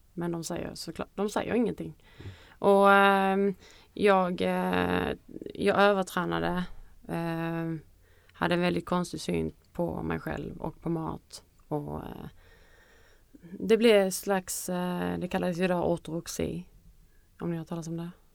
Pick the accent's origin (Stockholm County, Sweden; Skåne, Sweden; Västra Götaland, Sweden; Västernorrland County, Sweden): Skåne, Sweden; Kristianstad; moved away; när jag bodde hemma i Kristianstad